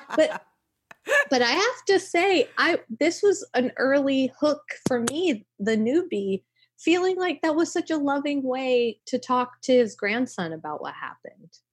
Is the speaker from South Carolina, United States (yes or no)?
yes; South Carolina, United States; now in New York City, United States; I grew up in South Carolina